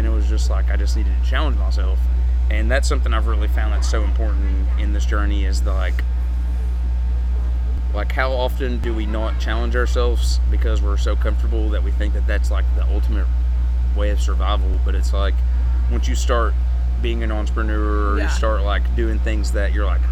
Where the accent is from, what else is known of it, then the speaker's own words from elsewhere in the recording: Eastern Kentucky, United States; I'm from Eastern Kentucky.